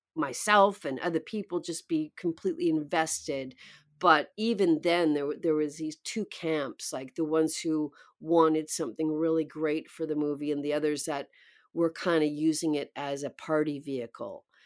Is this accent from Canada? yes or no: yes; outskirts of Vancouver, British Columbia, Canada; moved away; also born or lived in New York; I was born in British Columbia, the outskirts of Vancouver, um, very small town